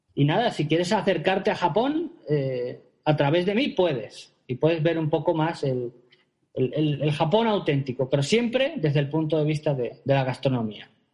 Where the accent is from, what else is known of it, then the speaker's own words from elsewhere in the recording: Spain; moved away as an adult; now in Japan; Yo como soy cocinero y español